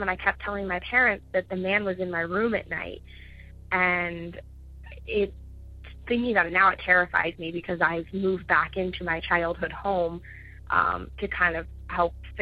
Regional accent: Ohio, United States; I'm from Ohio.

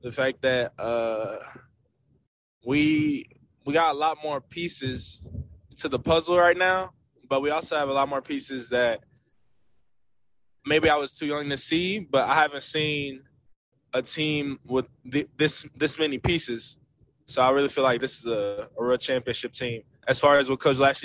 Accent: Philadelphia, Pennsylvania, United States; moved away; When I was growing up in Philadelphia, my dad put me in football

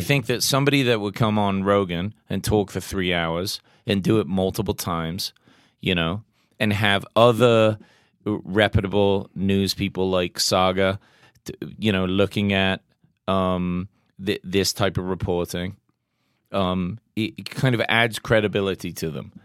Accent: England, United Kingdom; I'm English

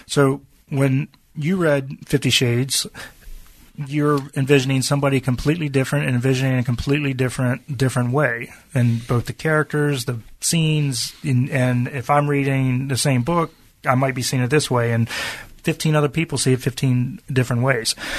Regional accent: Virginia, United States; growing up in Virginia

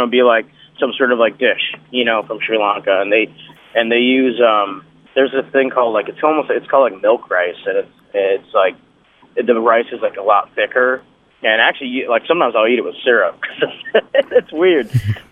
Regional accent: Michigan, United States; also born or lived in England; I grew up pretty much in Michigan, but I was born elsewhere.

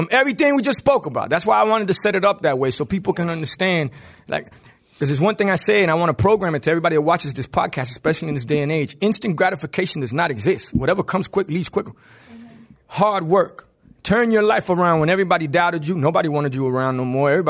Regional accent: Miami-Dade, Florida, United States; You're right, I'm from Dade, baby.

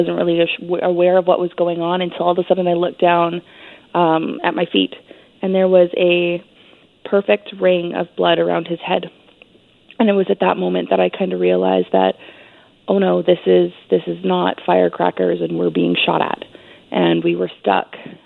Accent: Canada; As a Canadian

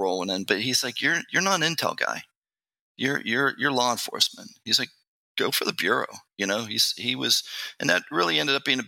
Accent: Pittsburgh, Pennsylvania, United States; moved away as an adult; also born or lived in Washington, D.C.; I grew up, born and raised in Pittsburgh, Pennsylvania

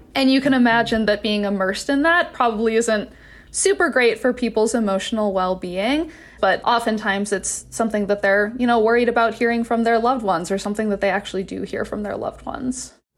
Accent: Wisconsin, United States; now in Utah, United States; I'm from Wisconsin originally

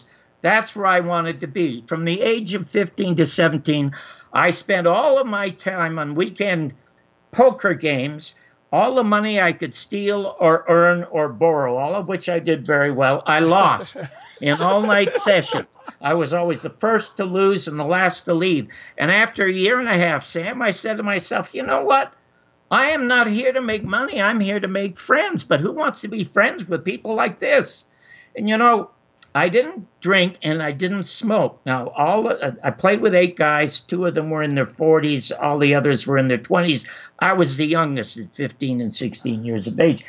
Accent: Toronto, Ontario, Canada; I was born in Toronto in 1933 in the Salvation Army Charity Ward.

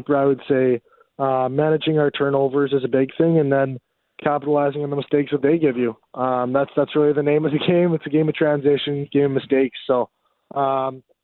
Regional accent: Canada; as a Canadian

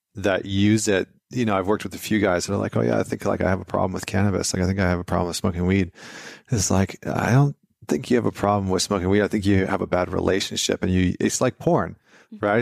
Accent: Vancouver, British Columbia, Canada; moved away; I'm from Vancouver

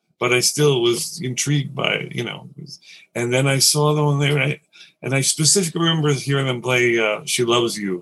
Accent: New York City, New York, United States; also born or lived in Nassau County, Long Island; I grew up in Queens in Astoria, and we moved out to Nassau County, to Long Island

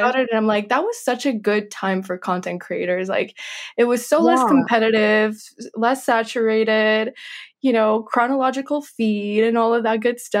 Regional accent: Kentucky, United States; also born or lived in Minsk, Belarus; I was born in Minsk in Belarus, and I lived there until the age of 4. And then my family relocated to Kentucky in the United States.

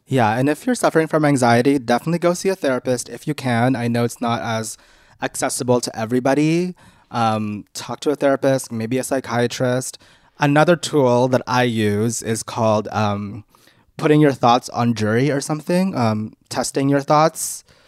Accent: Canada; we grew up in Canada

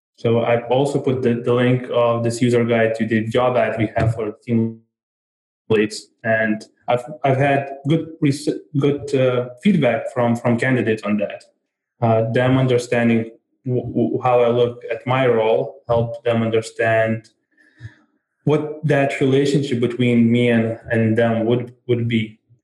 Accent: Vilnius, Vilnius County, Lithuania; I come from Vilnius, Lithuania

